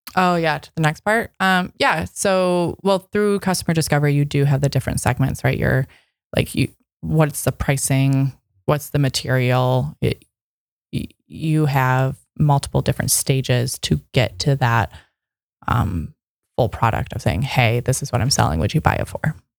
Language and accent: English; Midwest, United States; now in Seattle, United States; I'm from the Midwest.